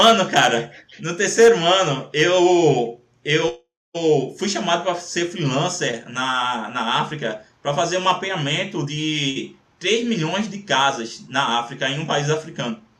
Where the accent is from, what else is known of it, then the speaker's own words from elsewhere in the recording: Recife, Pernambuco, Brazil; eu sou de Recife